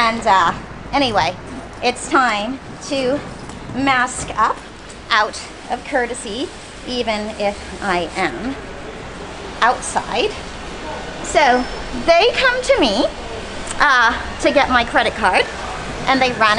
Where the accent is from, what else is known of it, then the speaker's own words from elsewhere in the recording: Hawaii, United States; moved away as an adult; also born or lived in Japan / Los Angeles, United States / Milan, Italy; now in Opatija, Croatia; I was born in Japan, and I grew up in Hawaii